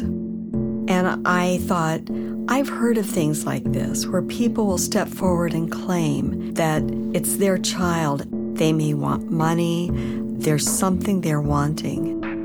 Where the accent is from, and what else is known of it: United States